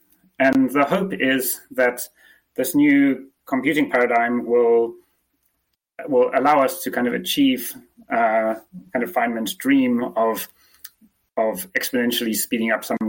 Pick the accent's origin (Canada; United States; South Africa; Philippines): South Africa; accent: mix of English and South African; I'm actually South African, but okay. I've never really had the traditional South African accent. I've had some strange mishmash of an English accent and the South African one.